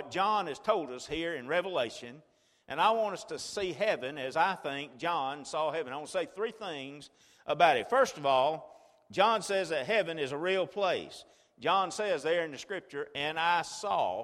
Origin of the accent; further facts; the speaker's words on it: Chilton County, Alabama, United States; I was raised in Chilton County on a farm